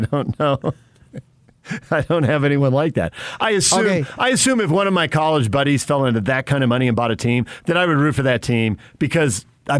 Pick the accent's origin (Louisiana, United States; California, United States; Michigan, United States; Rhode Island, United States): California, United States; San Diego; I grew up in San Diego going to Padre games